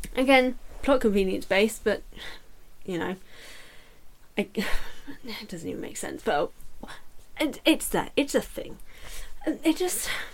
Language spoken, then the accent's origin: English; United Kingdom; I'm British as well